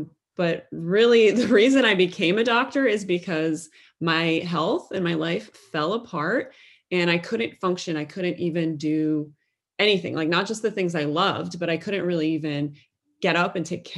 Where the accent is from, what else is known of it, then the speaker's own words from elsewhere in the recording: Midwest, United States; I had never been exposed to growing up in the Midwest of the United States